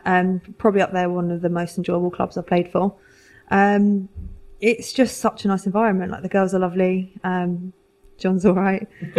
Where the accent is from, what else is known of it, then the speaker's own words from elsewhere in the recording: Fareham, South East England, United Kingdom; I'm from the South, yeah. So I grew up in a place called Fareham, which is in between Portsmouth and Southampton.